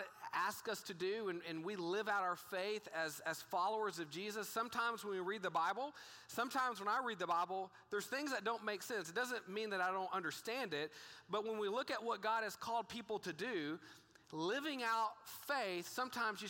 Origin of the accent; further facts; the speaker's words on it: Texas, United States; I grew up in a small town in Texas